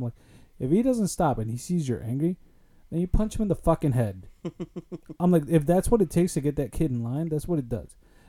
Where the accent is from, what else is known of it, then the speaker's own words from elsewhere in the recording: Summit Argo, Illinois, United States; growing up in Summit Argo, there was definitely tougher kids and not so tougher kids.